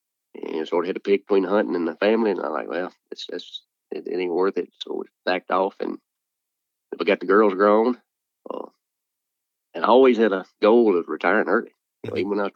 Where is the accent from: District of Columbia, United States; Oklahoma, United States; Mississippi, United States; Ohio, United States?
Mississippi, United States; Bruce; born or raised there